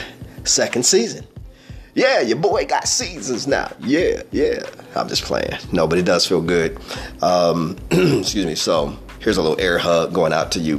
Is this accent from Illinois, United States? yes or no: yes; Peoria, Illinois, United States; I hail from Peoria, Illinois. All right, proud of it, born and raised. I'm a native.